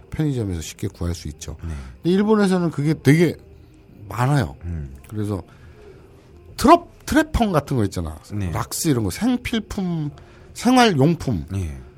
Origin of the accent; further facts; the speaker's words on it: Busan, South Korea; 지금까지 방송 듣고 이래저래 알아본 바 저랑 동향일 수도 있는데 부산이라면 부산에서도 같은 동네.